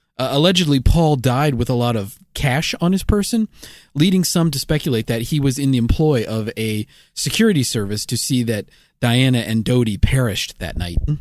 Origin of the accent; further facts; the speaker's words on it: United States; as an American